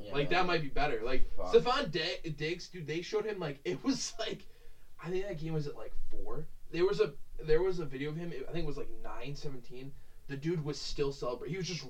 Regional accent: New York, United States; We're from New York.

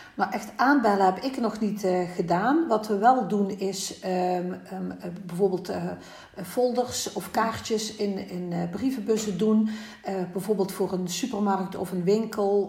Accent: Oostrum, Limburg, Netherlands; Ik kom net als Anne ook uit eh, Venraai, Oostrum, een heel klein dorpje bij eh, Venraai.

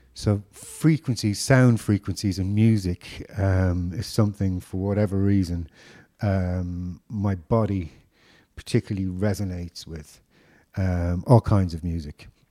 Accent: Dublin, Leinster, Ireland; I grew up in Dublin in the mid '80s

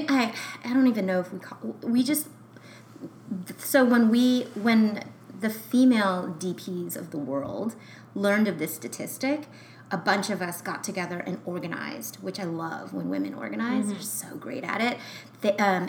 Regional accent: United States; I have an American passport, and I was born in America. I was born here

